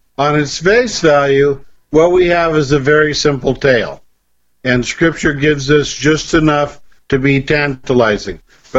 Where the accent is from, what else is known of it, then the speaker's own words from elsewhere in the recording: Ireland; I'm Irish, and I know a lot about rainbows.